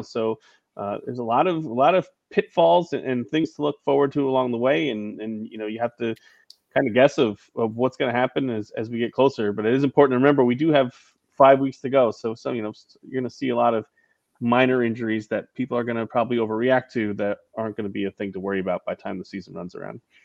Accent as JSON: {"language": "English", "region": "New York", "country": "United States", "tie": "born or raised there", "said": "growing up in New York"}